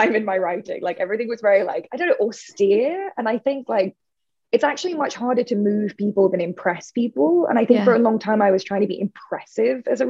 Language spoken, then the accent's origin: English; United Kingdom; I'm British